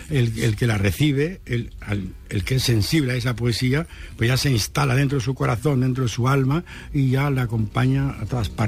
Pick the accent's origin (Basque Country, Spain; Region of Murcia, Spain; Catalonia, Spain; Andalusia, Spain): Basque Country, Spain; apenas hablaba el castellano, pues ahí todo el mundo hablaba el, euskera, pues yo estoy impregnado de euskera. Yo con mi madre siempre hablaba euskera.